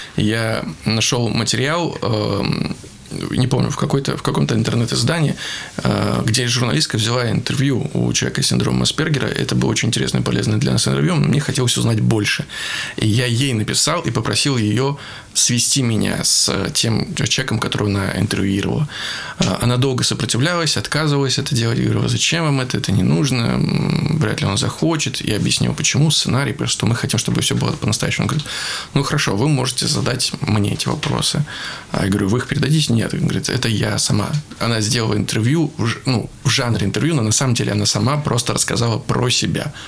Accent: Veliky Novgorod, Novgorod Oblast, Russia; Все жители моего родного города

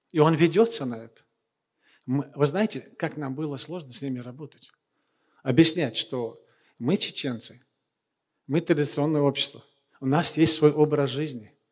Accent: Chechnya, Russia; А когда вернулся обратно, я уже был чеченец.

